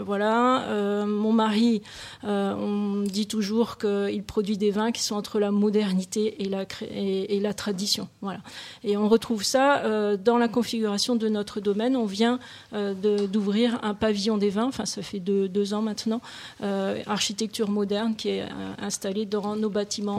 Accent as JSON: {"language": "French", "town": "Beaune", "region": "Bourgogne-Franche-Comté", "country": "France", "tie": "born or raised there", "moved": "yes", "said": "je suis née à Beaune"}